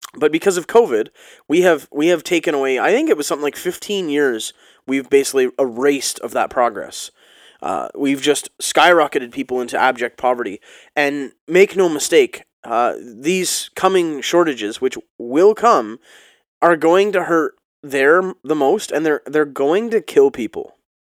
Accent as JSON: {"language": "English", "region": "Ontario", "country": "Canada", "said": "being Canadian and, and living next to the States"}